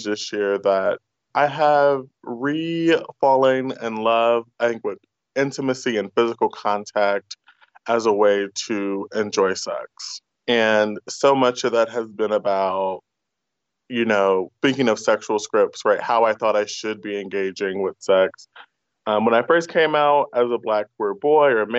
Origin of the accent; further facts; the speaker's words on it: United States; first language English; born a U.S. citizen, and English is my first language